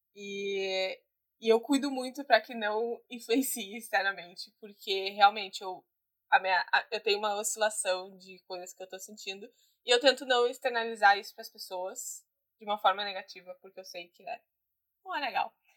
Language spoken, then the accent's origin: Portuguese; Guaíba, Rio Grande do Sul, Brazil; Eu sou de Guaíba